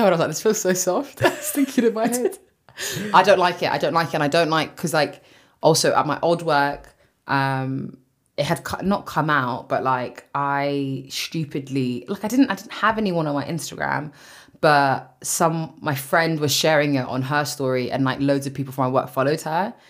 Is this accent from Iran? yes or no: no; London, United Kingdom; for being from West London